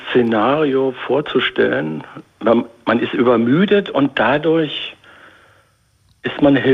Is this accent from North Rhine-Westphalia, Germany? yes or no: no; Berlin, Germany; ich bin äh, in Lichtenberg geboren mhm. und äh, wohne hier auch sehr gerne.